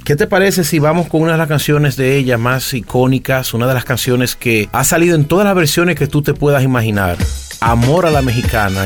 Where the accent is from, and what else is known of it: Dominican Republic; born or raised there